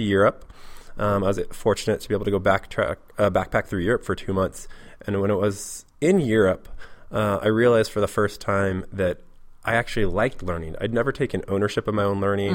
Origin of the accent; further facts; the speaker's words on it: Portland, Oregon, United States; moved away as an adult; now in Seattle, United States; I'm from Portland, Oregon. Uh, I lived there for the most part until I was about 21, and then I came up to Seattle